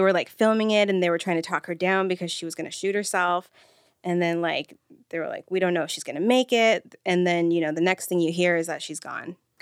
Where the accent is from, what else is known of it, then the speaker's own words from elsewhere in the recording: Redlands, California, United States; I went to school in Redlands